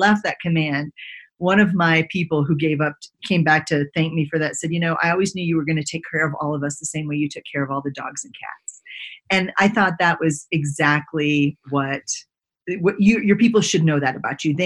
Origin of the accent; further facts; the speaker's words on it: Texas, United States; I grew up in Texas